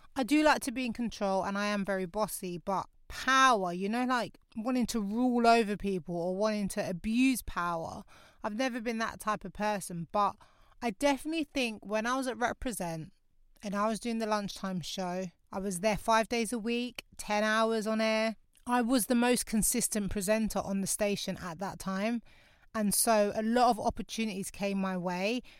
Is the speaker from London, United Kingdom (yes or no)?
yes; London, United Kingdom; moved away as an adult; now in North West London, United Kingdom; My hometown's Lewisham